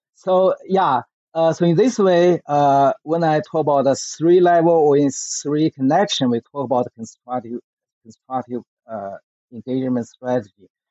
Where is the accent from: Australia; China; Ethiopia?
China; Beijing; English is a second language; I grew up in the Beijing during the so-called the Cultural Revolution movement in China from 1966 through the 1976